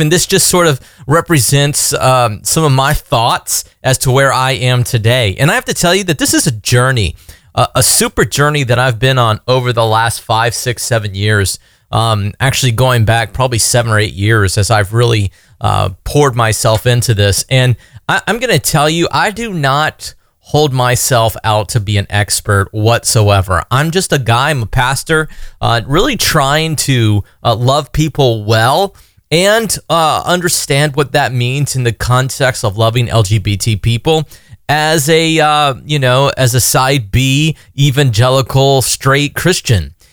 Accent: United States; being an American

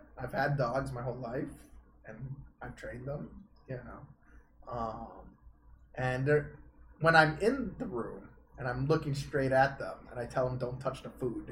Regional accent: Canada; I'm Canadian.

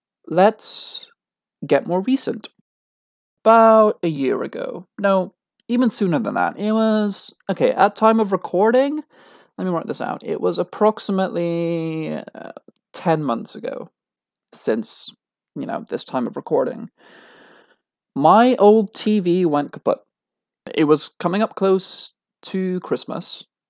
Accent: United Kingdom; I am British. I was born British. My dad was from London. Therefore, I was born a dual citizen. Might not have been born in this country, but I was born British.

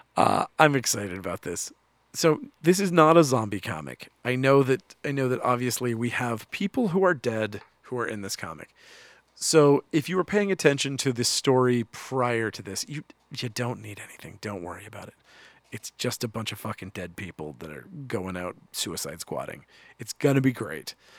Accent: United States; I, as an American

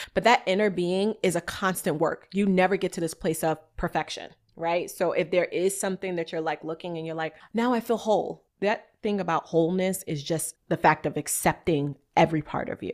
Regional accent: New York, United States; I'm from New York, y'all. So if y'all hear my little like go hard, it's just my New Yorker in me.

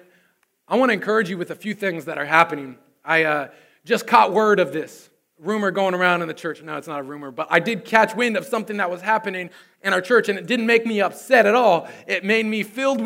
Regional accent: Susanville, California, United States; my hometown of Susanville, California

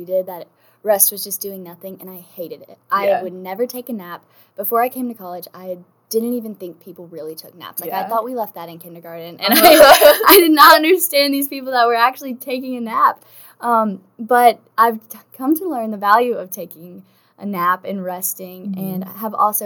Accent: Decatur, Alabama, United States; I'm from Decatur, Alabama.

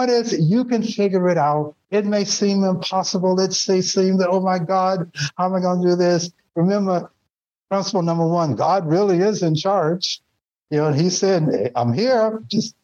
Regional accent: Nashville, Tennessee, United States; moved away; also born or lived in Connecticut; it's the way I grew up in Nashville, down south.

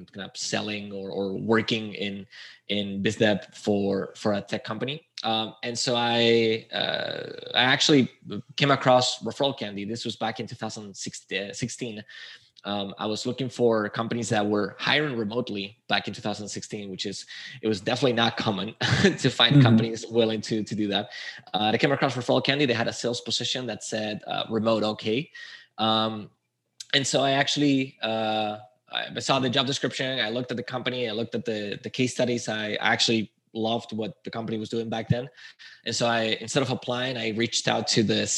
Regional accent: Spain; moved away as an adult; also born or lived in Chile; I'm from Spain

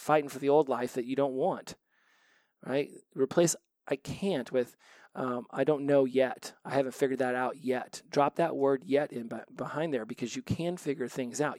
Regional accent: United States; I was from the United States

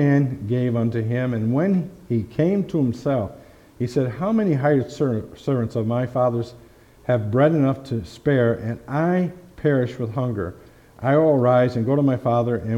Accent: Fonda, New York, United States; my hometown, right close to here in Fonda, New York

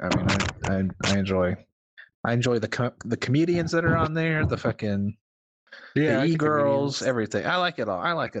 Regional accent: Southern Georgia, United States; because I grew up in the South, you know, just like Robert here. We grew up in Southern Georgia or whatever

